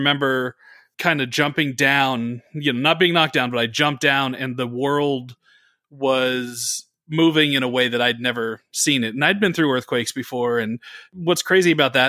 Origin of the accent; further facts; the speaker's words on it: the Bay Area, California, United States; I grew up in the Bay Area